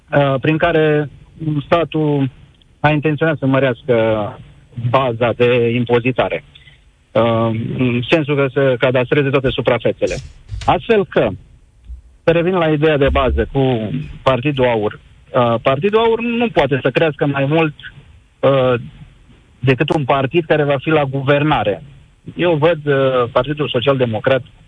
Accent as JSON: {"language": "Romanian", "town": "Făgăraș", "region": "Brașov County", "country": "Romania", "said": "eu sunt din Făgăraș"}